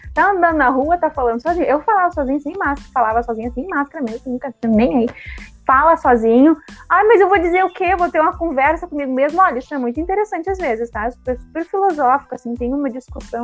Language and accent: Portuguese; Porto Alegre, Rio Grande do Sul, Brazil; Eu moro na, nasci na Restinga